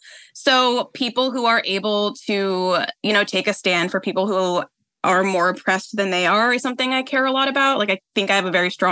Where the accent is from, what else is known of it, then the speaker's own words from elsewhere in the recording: Oakland, California, United States; now in Los Angeles, United States; I am 26. I am from Oakland, California, I say. Like, I grew up there, but I live in Los Angeles.